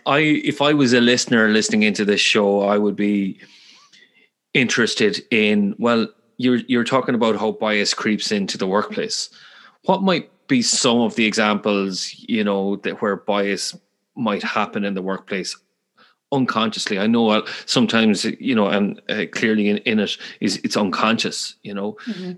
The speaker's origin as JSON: {"language": "English", "town": "Galway", "region": "Connacht", "country": "Ireland", "accent": "Galway", "said": "they love my Irish accent, or more specifically, my my Galway accent. I'm from the west of Ireland"}